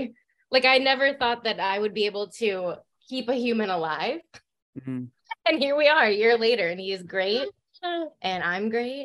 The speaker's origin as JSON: {"language": "English", "region": "North Dakota", "country": "United States", "moved": "yes", "lives_now": "Seattle, United States", "said": "I am from North Dakota. I live in Seattle."}